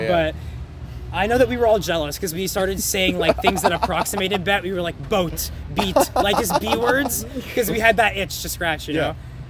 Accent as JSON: {"language": "English", "town": "Boston", "region": "Massachusetts", "country": "United States", "said": "So I'm from Boston, and so you can't drink legally at age 18, and so we graduated high school after senior year at age 18, and we went to Montreal to party"}